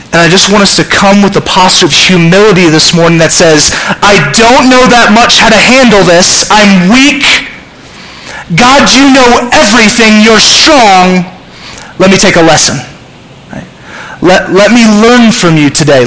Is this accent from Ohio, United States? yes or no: no; Southern California, United States; I'm from Southern California